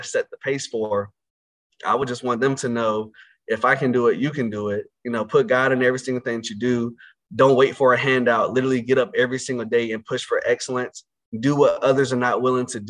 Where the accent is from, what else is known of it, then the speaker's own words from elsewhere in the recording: Conway, North Carolina, United States; also born or lived in Roanoke Rapids, North Carolina; I grew up in a little small town in northeastern North Carolina called Conway, North Carolina, which is located in Northampton County